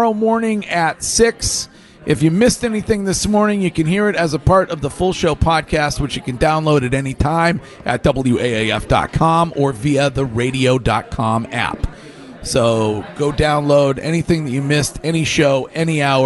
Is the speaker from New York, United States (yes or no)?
no; Stow, Massachusetts, United States; my hometown police department